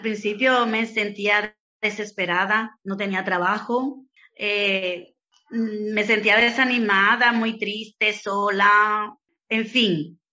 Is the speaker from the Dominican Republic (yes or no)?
yes; Dominican Republic; moved away as an adult; also born or lived in Santo Domingo; now in Spain; allá en mi país, en República Dominicana